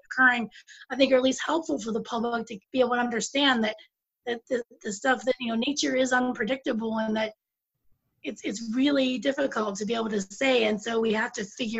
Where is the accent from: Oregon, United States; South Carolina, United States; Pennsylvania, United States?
Pennsylvania, United States; moved away; I'm originally from Pennsylvania.